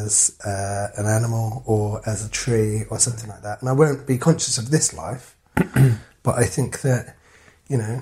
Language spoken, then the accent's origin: English; London, United Kingdom; growing up in London